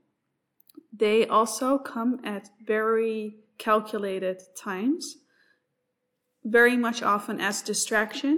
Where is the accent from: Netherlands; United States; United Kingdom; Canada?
Netherlands; moved away as an adult; now in Australia; I am also new to this country. I come from the Netherlands